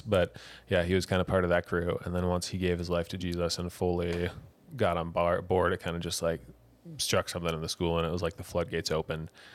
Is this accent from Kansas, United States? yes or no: no; Wisconsin, United States; moved away as an adult; also born or lived in Michigan / Colorado; now in New Zealand; I was from Wisconsin